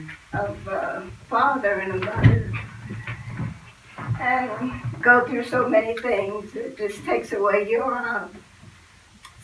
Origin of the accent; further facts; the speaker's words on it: Steelton, Pennsylvania, United States; my aunt and uncle brought us to Harrisburg, because I'm from Stilton